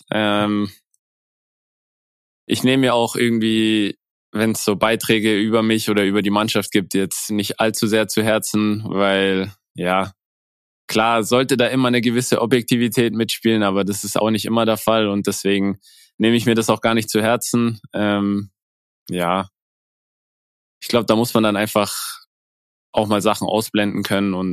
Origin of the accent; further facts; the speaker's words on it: Zirndorf, Bavaria, Germany; also ich komme aus Zirndorf, hier in der Nähe von Fürth.